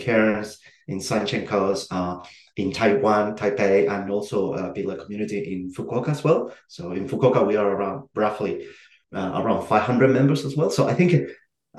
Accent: Chile; moved away as an adult; also born or lived in Australia / Netherlands; I'm originally from Chile. I was born in Chile.

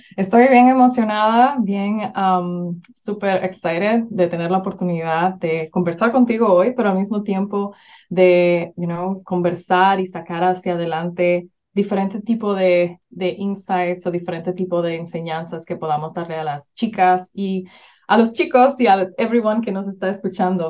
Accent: Dominican Republic; moved away as an adult; now in United States; Soy originalmente de República Dominicana, que es una isla en el Caribe, pero siento que cada vez que digo que soy de República Dominicana, todo el mundo piensa que la playa y que, ¿verdad? Y que el super ambiente, pero la verdad es que no, mi, mi niñez fue una niñez bien, bien difícil y actually crecí allá

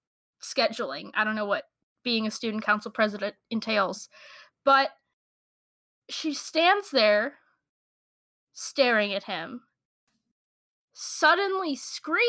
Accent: United States; I'm so American.

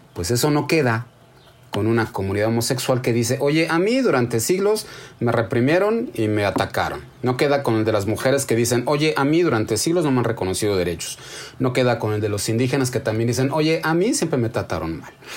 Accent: Mexico; Somos indígenas y somos españoles y nos hemos convertido en mexicanos

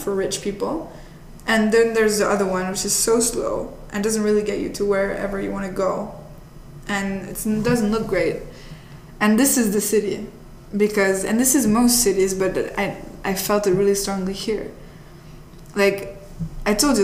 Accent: Italy; now in United States; I'm from Italy originally

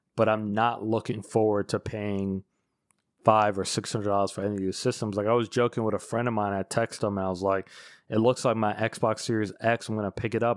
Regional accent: United States; as an American

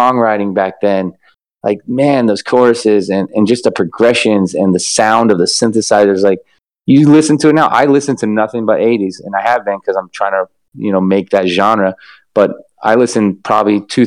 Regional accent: Los Angeles, California, United States; I am from Los Angeles, grew up here

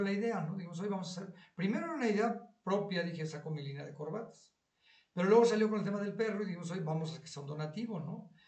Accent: Mexico City, Mexico; nosotros crecimos en esa cuadra, es mi barrio. Yo crecí, yo estuve ahí desde mi yo, nací en Mitla y Cumbres de Maltrata

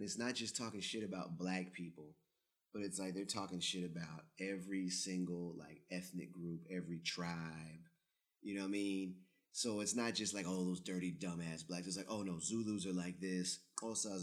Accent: United States; moved away as an adult; now in Germany; I'm from the United, I'm American

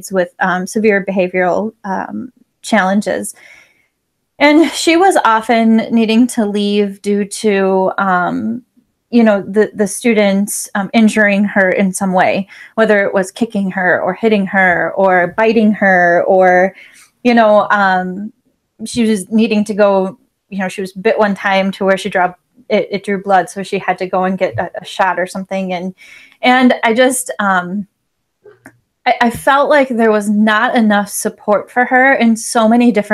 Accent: Wisconsin, United States; I am from Wisconsin

